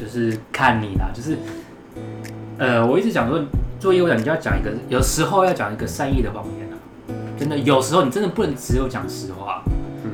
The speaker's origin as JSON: {"language": "Chinese", "country": "Taiwan", "accent": "Taiwanese", "said": "我们讲中文好了，我们有中文，我们有台湾腔"}